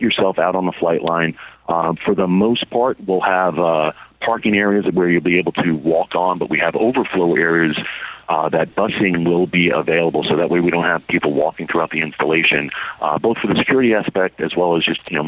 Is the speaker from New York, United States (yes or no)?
yes; New York City, New York, United States; growing up in Brooklyn